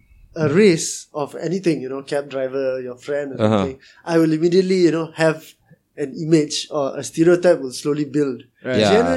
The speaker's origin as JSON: {"language": "English", "country": "Malaysia", "said": "we are from Malaysia."}